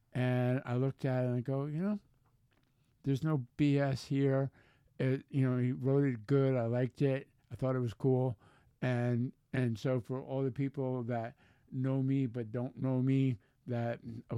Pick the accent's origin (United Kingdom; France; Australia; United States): United States; I am an American to the bone